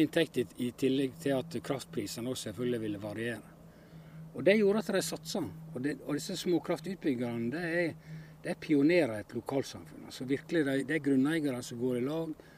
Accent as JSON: {"language": "Norwegian", "town": "Hornindal", "country": "Norway", "said": "i heimefjella i Håndalen"}